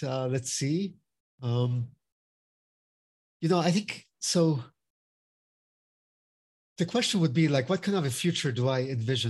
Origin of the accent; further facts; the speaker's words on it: Finland; now in United States; So, for example, I'm from Finland as well. So my father was from Brazil and my mother's from Finland. And I'm the honorary consul of Finland in South Florida.